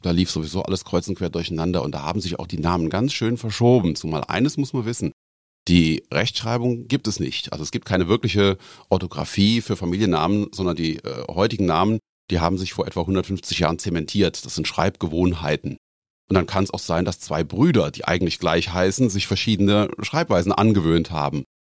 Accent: Koblenz, Rhineland-Palatinate, Germany; also born or lived in Bad Neuenahr; now in Ochtendung, Germany; bin geboren in Bad Neuenahr, also ein echter Rheinland-Pfälzer und bin in Koblenz zur Schule gegangen

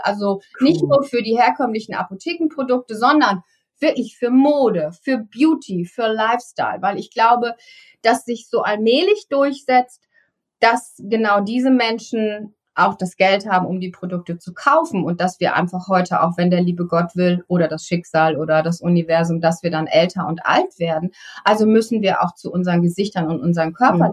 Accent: East Frisia, Lower Saxony, Germany; ich bin in Ostfriesland groß geworden

